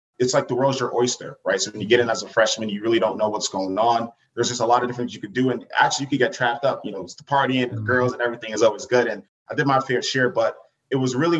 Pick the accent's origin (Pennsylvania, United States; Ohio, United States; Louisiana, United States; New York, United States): New York, United States; Uniondale; originally born and raised on Long Island, New York. So I'm from Uniondale